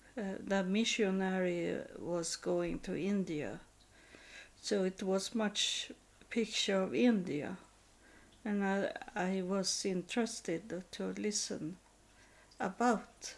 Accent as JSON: {"language": "English", "country": "Sweden", "tie": "born or raised there", "also_born_or_lived": "Texas, United States", "first_language": "Swedish", "second_language": "English", "said": "as I grew up in Sweden"}